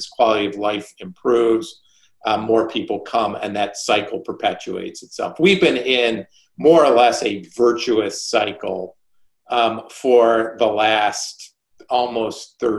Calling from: New York, United States; I'm in New York. I've been in New York probably since Labor Day, the vast majority of the time.

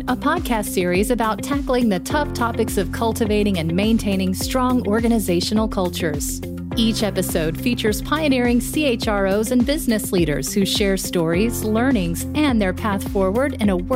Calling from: Hönö, Västra Götaland, Sweden; I'm calling from a small island called Helso in the Gothenburg archipelago

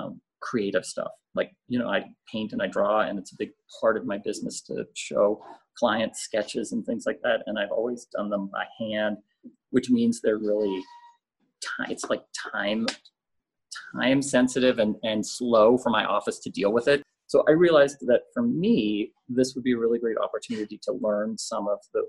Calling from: Mexico City, Mexico; I'm calling in from my dining room in Mexico City, which is now my office, my main office, sitting at the dining room table.

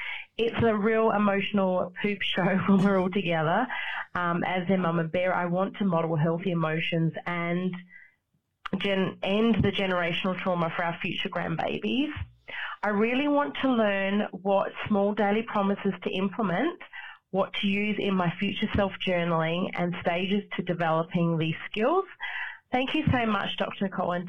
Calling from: Adelaide, South Australia, Australia; I'm calling from Adelaide, Australia.

